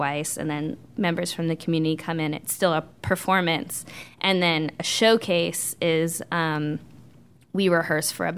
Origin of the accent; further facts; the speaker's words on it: Bay Area, California, United States; moved away as an adult; now in Charlotte, United States; I'm from California, grew up in the Bay Area, which is very, very liberal